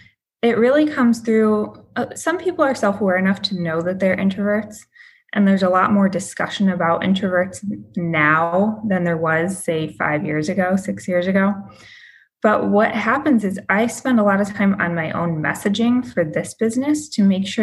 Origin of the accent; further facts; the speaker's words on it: Michigan, United States; now in Boston, United States; So I was in real estate in Boston. I spent 9 years in Boston. That's where I built my career. I moved there from Michigan.